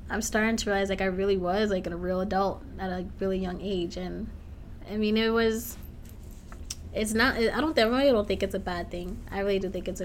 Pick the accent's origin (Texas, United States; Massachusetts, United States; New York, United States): Massachusetts, United States; Lowell; I'm from Lowell, Massachusetts